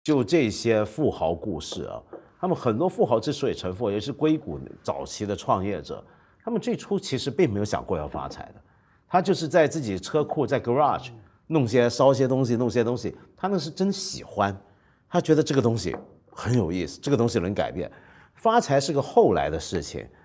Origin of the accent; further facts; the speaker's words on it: Hong Kong; 我那时候作为香港人，我到内地